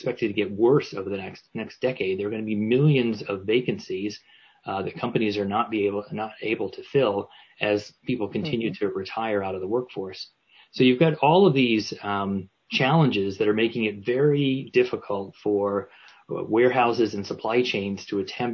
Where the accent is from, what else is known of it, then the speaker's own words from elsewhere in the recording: Newport, Rhode Island, United States; my hometown of Newport, Rhode Island